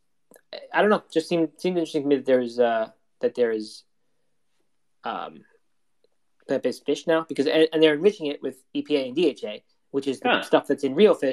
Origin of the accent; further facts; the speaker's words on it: Maryland, United States; I grew up in Maryland, and every summer, you know, you ate crabs.